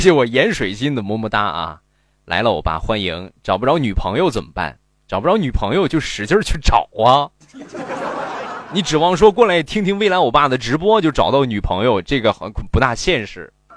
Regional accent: Rizhao, Shandong, China; 我是日朝人

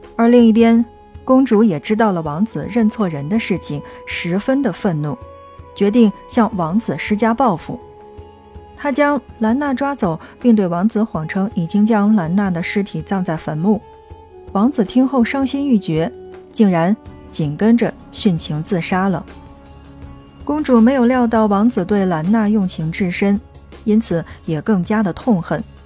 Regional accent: China; 对我们中国人而言

